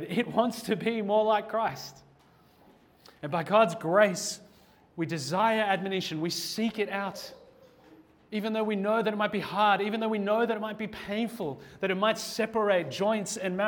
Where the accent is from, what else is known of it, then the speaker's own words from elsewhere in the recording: Australia; as an Australian